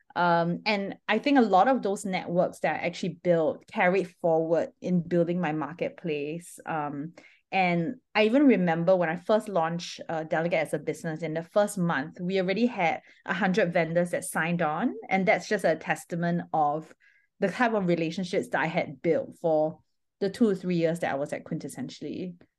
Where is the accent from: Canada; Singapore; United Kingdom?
Singapore; I'm Singaporean by nationality